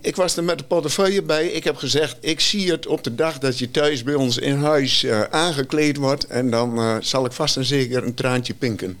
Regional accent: Rouveen, Overijssel, Netherlands; Ik kom uit Rauwveen, gehuwd

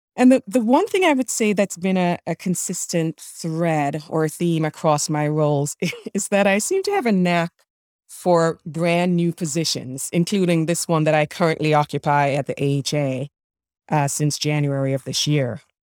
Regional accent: Jamaica; moved away; I'm an immigrant, born and raised in Jamaica

